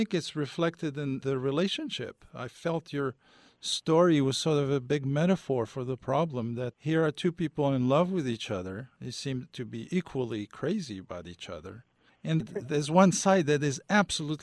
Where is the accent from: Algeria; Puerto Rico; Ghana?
Algeria; I come from Algeria.